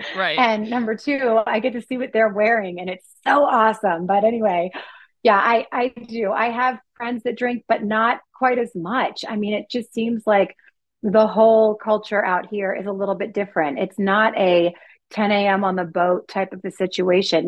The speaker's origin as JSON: {"language": "English", "region": "East Coast", "country": "United States", "moved": "yes", "said": "I'm originally from the East Coast."}